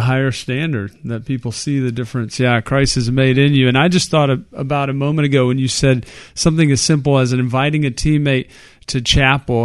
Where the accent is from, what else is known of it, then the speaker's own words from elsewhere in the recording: Texas, United States; we're from Texas. We're Texans.